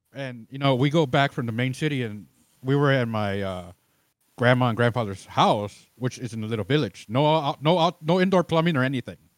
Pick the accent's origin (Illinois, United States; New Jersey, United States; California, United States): Illinois, United States; Chicago; now in Austin, United States; I'm originally from Chicago